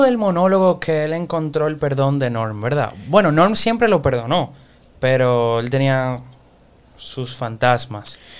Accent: Dominican Republic; nosotros somos dominicanos

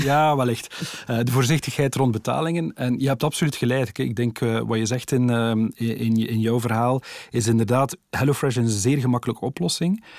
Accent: Ghent area, Flanders, Belgium; ik kom uit het Gentse

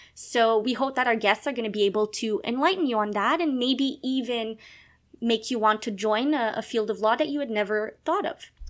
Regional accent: Gatineau, Quebec, Canada; first language French; English is a second language; also born or lived in Montreal; I was born in Quebec. I am a francophone. Uh, so I l- basically lived in Montreal when I was uh, younger, but I spent most of my time in a little place called Gatineau

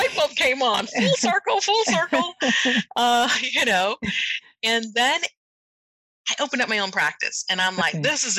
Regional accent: Germany; Now, I never thought that those experiences and then with growing up in Germany would even ignite my passion for medicine.

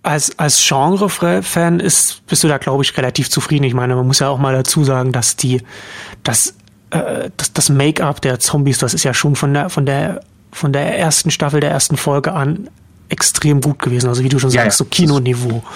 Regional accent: Germany; als Deutscher

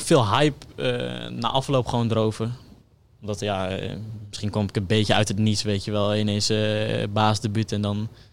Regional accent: Delfzijl, Groningen, Netherlands; ik kom uit Delcel

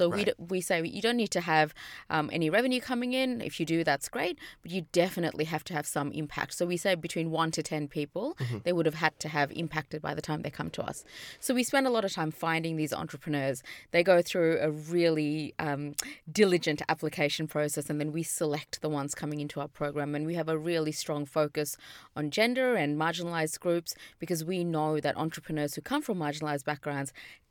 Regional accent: India; now in Australia; You know, I'm from India, and my parents are from really poor part of India. So I've seen poverty from the day I was born.

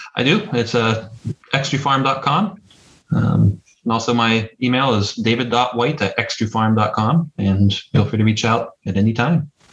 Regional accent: Butler, Pennsylvania, United States; accent: Pittsburghy; Butler, PA

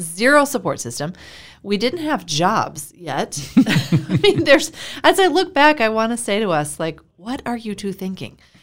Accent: Iowa, United States; moved away as an adult; also born or lived in Florida; I'm from Iowa.

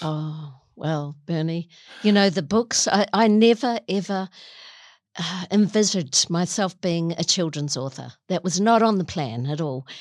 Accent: Auckland, New Zealand; I'm a Kiwi

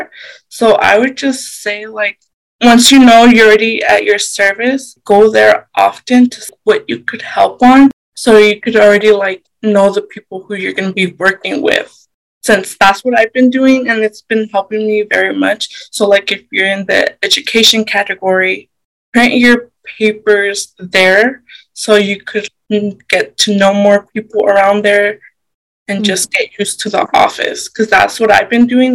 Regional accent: Idaho Falls, Idaho, United States; I was born in Idaho Falls

